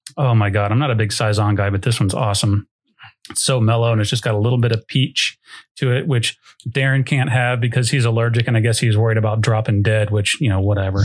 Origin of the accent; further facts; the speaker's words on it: Dayton, Ohio, United States; I grew up in Dayton, which is close to Cincinnati